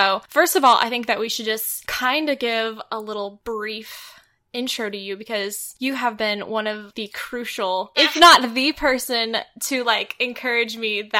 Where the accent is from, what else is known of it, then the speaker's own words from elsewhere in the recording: Midwest, United States; Yeah, yeah, we're both from the Midwest.